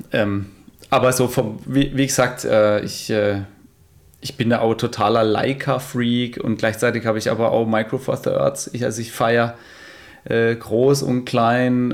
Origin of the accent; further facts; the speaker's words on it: Emmendingen, Baden-Württemberg, Germany; die Burg bei uns in Emmendinge, die Hochburg